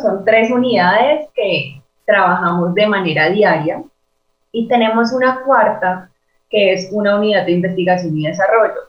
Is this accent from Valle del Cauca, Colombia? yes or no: yes; Cali, Valle del Cauca, Colombia; yo soy eh, de Cali, soy diseñadora industrial